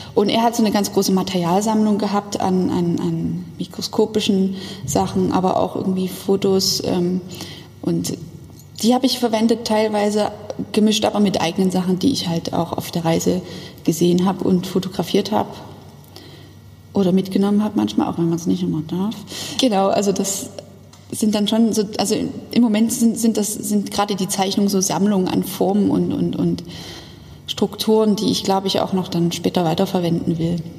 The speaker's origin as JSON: {"language": "German", "town": "Dresden", "region": "Saxony", "country": "Germany", "tie": "born or raised there", "said": "Ich bin nicht auf dem Dorf aufgewachsen, aber zumindest am Stadtrand in Dresden."}